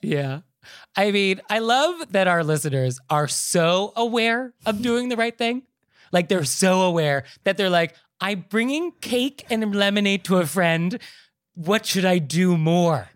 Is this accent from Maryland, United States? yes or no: no; New York, United States; as a New Yorker